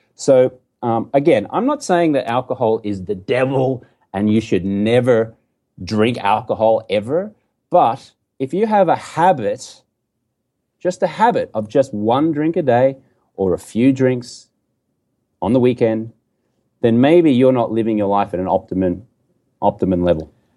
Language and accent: English; Brisbane, Queensland, Australia; moved away as an adult; also born or lived in London; now in United States; I grew up in Brisbane, Australia. You can tell I got a funny accent here